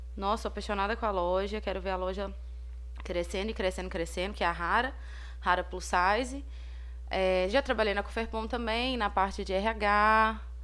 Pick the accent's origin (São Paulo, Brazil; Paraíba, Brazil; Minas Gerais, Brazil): Minas Gerais, Brazil; Ponte Nova; Eu sou daqui de Ponte Nova